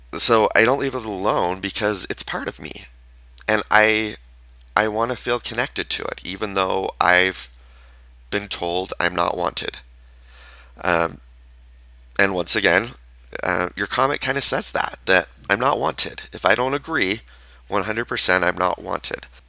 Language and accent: English; Utah, United States; I was raised in Utah in a town that is majority Mormon